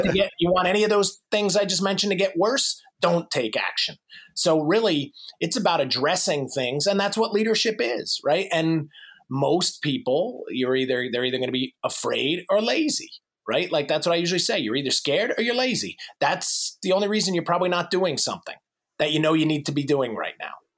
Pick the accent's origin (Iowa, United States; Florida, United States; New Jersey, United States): New Jersey, United States; moved away as an adult; now in North Carolina, United States; I'm in North Carolina now. I'm originally from New Jersey